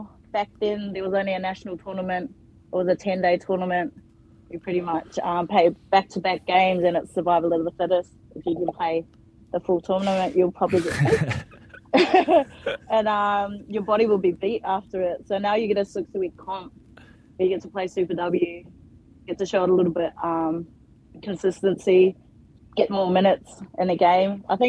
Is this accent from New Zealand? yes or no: yes; Auckland, New Zealand; also born or lived in Ahipara, Northland, New Zealand / Utakura, Northland, New Zealand; now in Perth, Australia; I was brought up in Auckland, but I'm from the naughty north, baby, in Utakura and Ahipara, so I'm Ngāpuri. And I grew up in Auckland and then moved to Perth, Western Australia, and been there ever since.